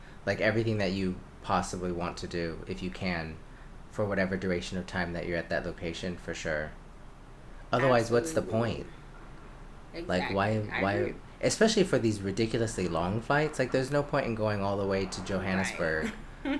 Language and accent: English; United States; as an American and as a Black American